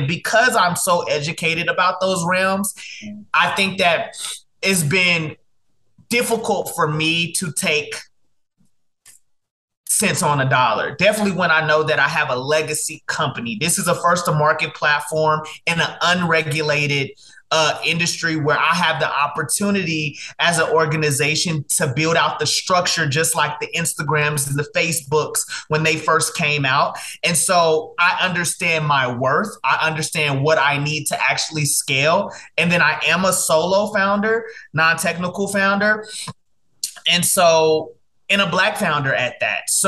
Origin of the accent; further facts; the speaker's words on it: Dallas, Texas, United States; also born or lived in Mobile, Alabama; Yes, I was born in Mobile, Alabama. Um, I was raised um, in Dallas, Texas.